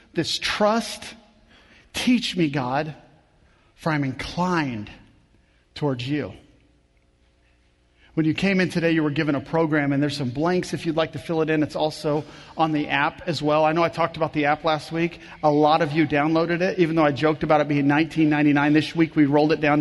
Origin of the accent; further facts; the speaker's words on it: Kansas, United States; I grew up in Kansas